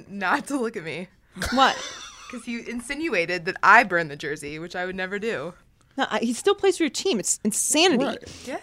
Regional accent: Pittsburgh, Pennsylvania, United States; I grew up in Pittsburgh

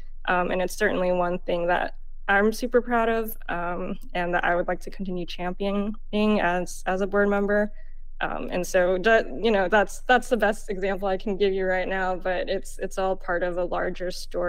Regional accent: Oakland, California, United States; Growing up, I was born and raised in Oakland

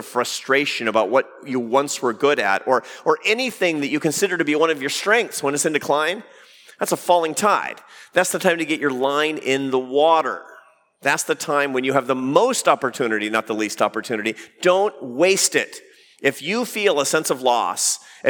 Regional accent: Seattle, Washington, United States; moved away; I grew up in the Pacific Northwest. I grew up in Seattle, Washington.

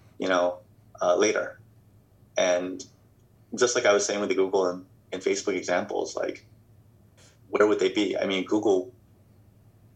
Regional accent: United States; moved away as an adult; also born or lived in China / Hong Kong / Bay Area; I was born in the States, grew up in the States

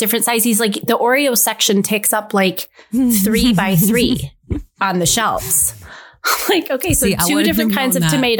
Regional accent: United States

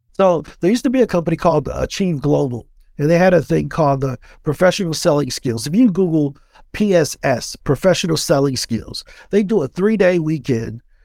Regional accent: East St. Louis, Illinois, United States; born and raised in East Saint Louis, Illinois

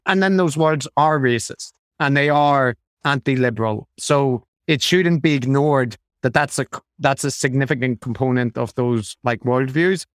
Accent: Ireland; as an Irish person

